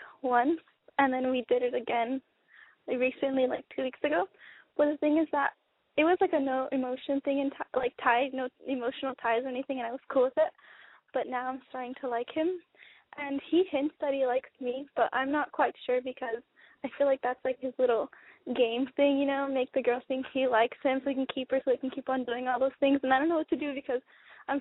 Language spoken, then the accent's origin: English; Cyprus; I'm 20. I'm from Cyprus.